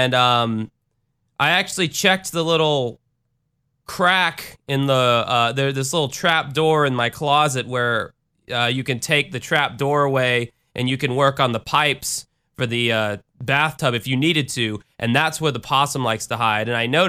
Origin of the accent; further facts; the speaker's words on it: the South, United States; I'm from the South, motherfucker, and we like our trucks big, and we like our beers cold, all right?